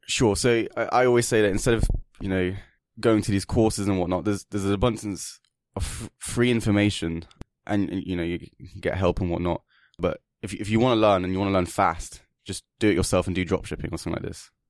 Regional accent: England, United Kingdom; now in Kiev, Ukraine; I'm English, and, uh, I just happened to find myself here in this beautiful country, and I'm currently living here

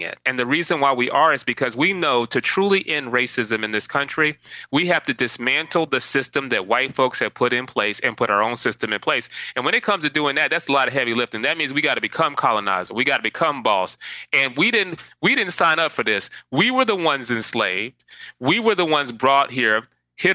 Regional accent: Atlanta, Georgia, United States; now in New York, United States; I am from Atlanta, born and raised. I will always be from Atlanta.

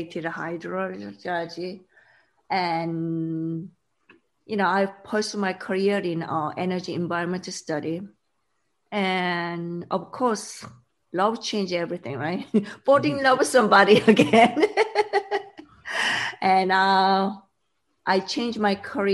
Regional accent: South Korea; English is a second language; moved away as an adult; also born or lived in Sweden / Boston, Massachusetts; When I was young, I grew up in South Korea

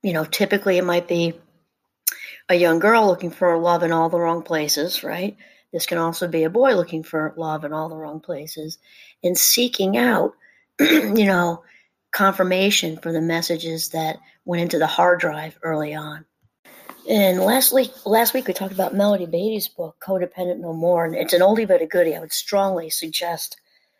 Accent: New York, United States; I grew up in New York, about an hour out of Manhattan

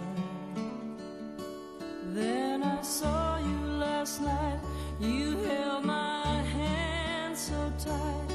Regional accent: Albuquerque, New Mexico, United States; also born or lived in Iowa; I was born in Albuquerque and then, but sort of simultaneously grew up in Iowa as well

